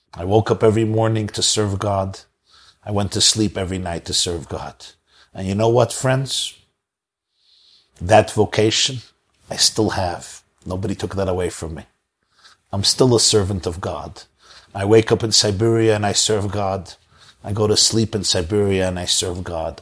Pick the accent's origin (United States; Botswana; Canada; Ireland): United States; New York City, New York; I grew up in Brooklyn, New York, so we don't have a Kruger Nationals Park there